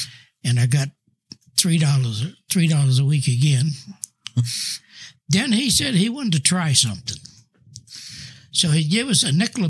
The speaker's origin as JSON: {"language": "English", "region": "New Jersey", "country": "United States", "tie": "born or raised there", "also_born_or_lived": "Colorado", "moved": "yes", "said": "I was born in New Jersey."}